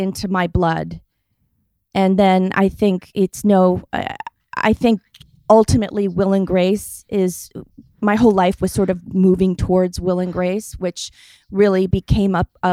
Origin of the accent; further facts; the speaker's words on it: Rhode Island, United States; I grew up in Rhode Island in the rural suburbs.